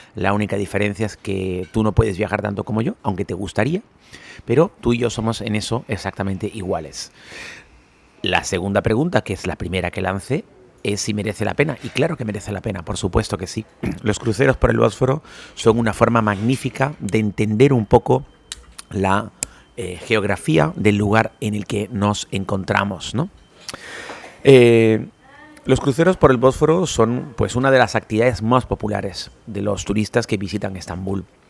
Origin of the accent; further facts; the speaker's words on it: Spain; now in Turkey; como los españoles